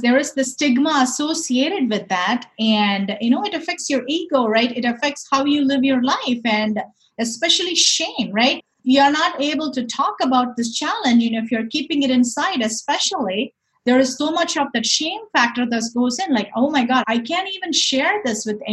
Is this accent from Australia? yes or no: no; India; moved away; I grew up in India. Growing up in India, I was surrounded by people